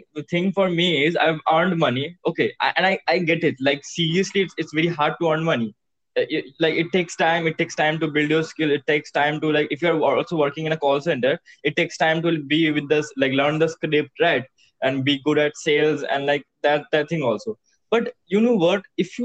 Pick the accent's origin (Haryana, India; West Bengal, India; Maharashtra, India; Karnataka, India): West Bengal, India; Kolkata; I'm from Kolkata